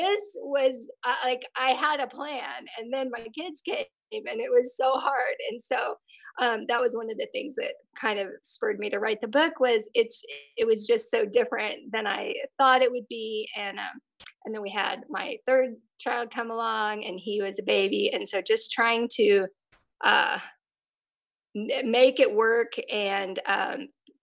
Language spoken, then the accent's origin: English; Texas, United States; moved away as an adult; now in Tulsa, United States; I grew up in Texas